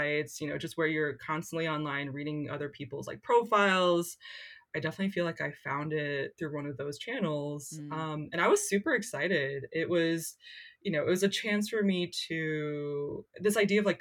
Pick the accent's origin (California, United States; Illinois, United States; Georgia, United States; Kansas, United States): Kansas, United States; Lawrence; In 2003, I was in high school in a place called Lawrence, Kansas